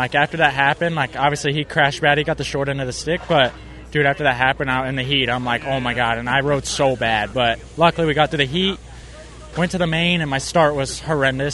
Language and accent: English; Florida, United States; I'm from Florida